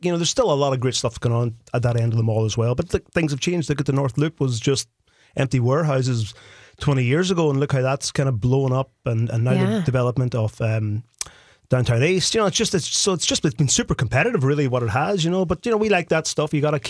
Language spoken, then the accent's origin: English; Ireland; now in Minnesota, United States; Even though I grew up in Ireland, I have blonde hair and blue eyes, so I think there's a little Viking blood flowing through me here.